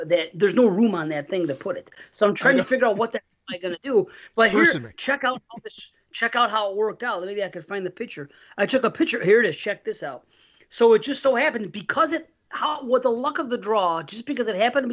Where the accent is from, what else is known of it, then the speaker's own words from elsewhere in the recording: New York, United States; I'm in New York, and I'm a New Yorker, unlike New York City